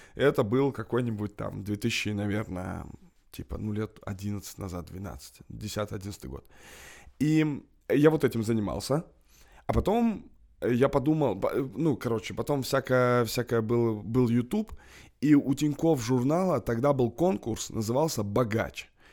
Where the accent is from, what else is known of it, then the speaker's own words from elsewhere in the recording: Kamchatka Krai, Russia; now in Moscow, Russia; Я просто босяк, как бы с Камчатки, с Дальнего Востока